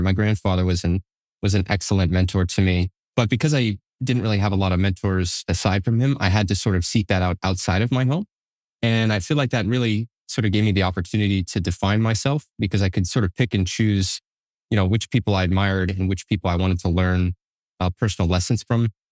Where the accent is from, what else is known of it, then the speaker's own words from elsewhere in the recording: Manchester, New Hampshire, United States; also born or lived in Concord, New Hampshire / Hooksett, New Hampshire / Allenstown, New Hampshire; sort of bounced around Southern New Hampshire as I was growing up